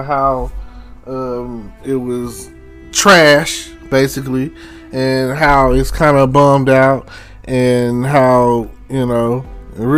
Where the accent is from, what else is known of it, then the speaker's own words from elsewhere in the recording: Texas, United States; I'm from Texas